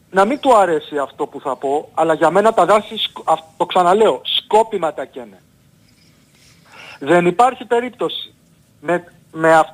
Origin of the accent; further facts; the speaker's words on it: Argostoli, Ionian Islands, Greece; Στην πατρίδα μου λοιπόν την Κεφαλονιά...